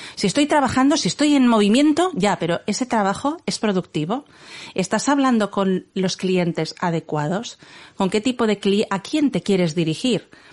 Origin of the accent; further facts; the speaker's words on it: Barcelona, Catalonia, Spain; somos de Barcelona